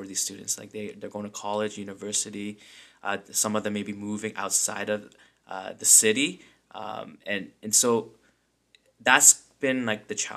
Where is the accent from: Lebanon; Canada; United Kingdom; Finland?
United Kingdom; London; I grew up in London, so it's a very small community. Like, if you're Korean, you pretty much know every Korean in London